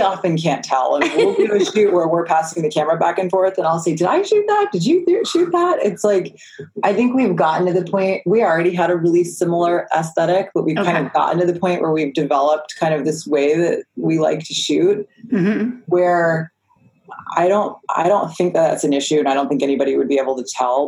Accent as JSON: {"language": "English", "region": "East Coast", "country": "United States", "also_born_or_lived": "South Florida", "said": "I'm from the East Coast"}